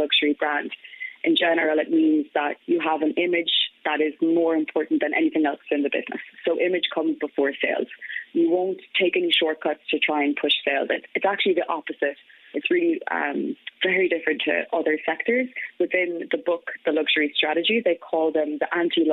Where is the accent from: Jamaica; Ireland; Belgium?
Ireland; County Galway, Connacht; moved away; also born or lived in France; I'm originally from Galway. So I grew up in Crawhill, a small village in County Galway